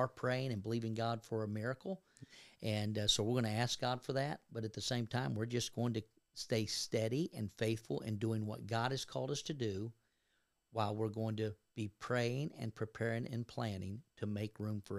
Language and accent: English; Kentucky, United States; I was raised in Northern Kentucky, so right across the river from Cincinnati, and I'm a Reds fan and a Bengals fan